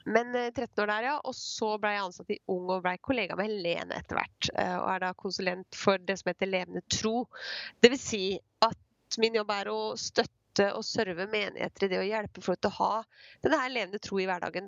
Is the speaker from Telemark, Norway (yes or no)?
yes; Skien, Telemark, Norway; jeg er fra Skien